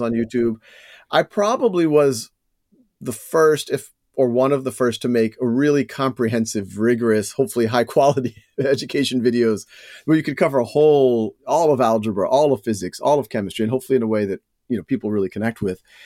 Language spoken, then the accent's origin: English; New Orleans, Louisiana, United States; moved away; also born or lived in Boston; I was born and raised in New Orleans